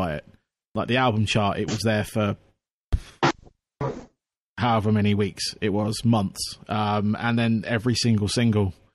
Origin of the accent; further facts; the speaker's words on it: Aldershot, South East England, United Kingdom; also born or lived in Surrey / Farnham; now in Camberley, United Kingdom; I was born in Aldershot